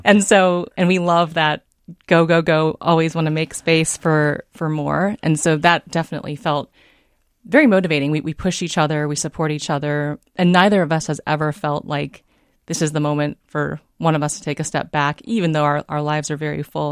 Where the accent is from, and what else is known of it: San Diego, California, United States; born or raised there; moved away as an adult; also born or lived in Davenport, Iowa / Bay Area, California; now in Minnesota, United States